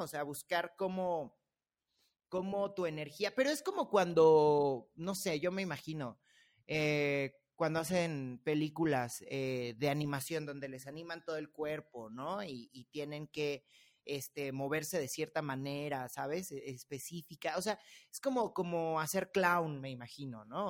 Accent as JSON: {"language": "Spanish", "region": "Mexico City", "country": "Mexico", "accent": "chilango", "said": "los chilangos y todos estamos hablando así todo el tiempo"}